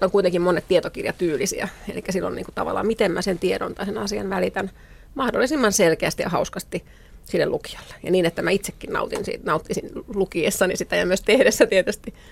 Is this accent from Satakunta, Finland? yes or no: yes; Rauma, Satakunta, Finland; born there; Synnyin Raumalla